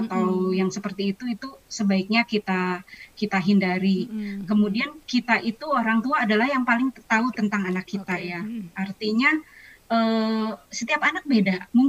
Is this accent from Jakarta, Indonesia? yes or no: yes; Jakarta, Indonesia; Karena misalnya kita orang Jakarta nggak bisa sekolah misalnya